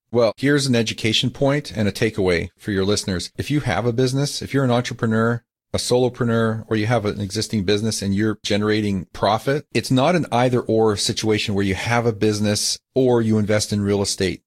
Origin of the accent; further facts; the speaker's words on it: Calgary, Alberta, Canada; now in California, United States; I grew up in Calgary